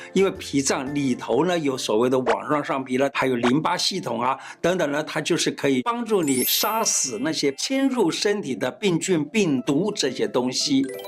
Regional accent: Taiwan; 我们台湾话叫 Q Q的那个感觉

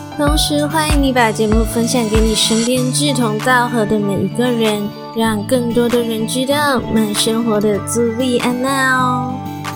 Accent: Malaysia; moved away as an adult; now in Taiwan; 我是马来西亚人

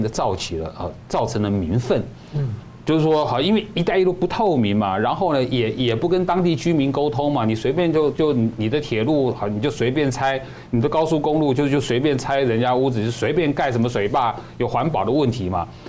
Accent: Taiwan; 我们台湾人

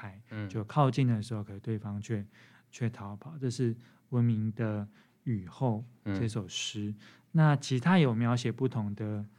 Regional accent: Taipei, Taiwan; now in Hualien, Taiwan; 我们第一次从这个台北来到花莲，那对生活中有野生动物出现，非常的讶异。

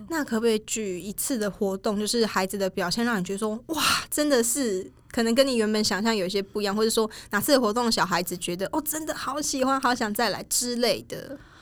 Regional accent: Changhua County, Taiwan; 我们老家在彰化，然后我们的一些东西，比如说做粿啊，然后做年糕，超贵什么，这都是自己家里面小时候就会做

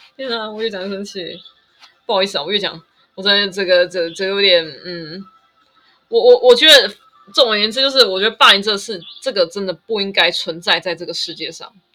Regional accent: Taiwan; 我就是台湾人啊，我就是台湾啊

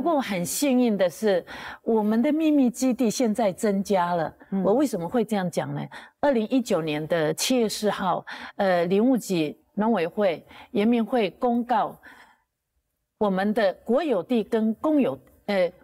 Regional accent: Taiwan; 我们阿美族

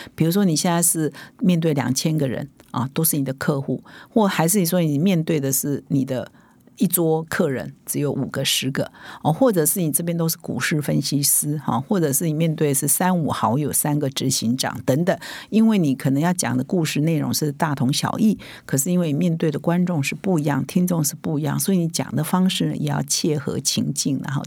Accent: Taiwan; 我们台湾人

